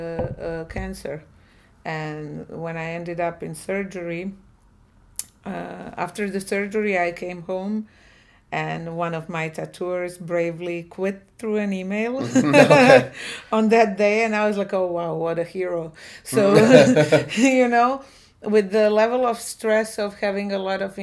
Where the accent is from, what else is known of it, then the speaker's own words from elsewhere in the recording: Rijeka, Primorje-Gorski Kotar County, Croatia; I'm from Rijeka, Croatia, and I run Badaku Piercing Studio